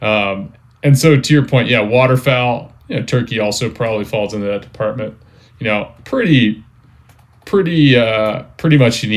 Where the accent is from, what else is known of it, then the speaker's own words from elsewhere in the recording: Upper Eastern Shore, Maryland, United States; moved away; in Maryland again, where I grew up on the Chesapeake.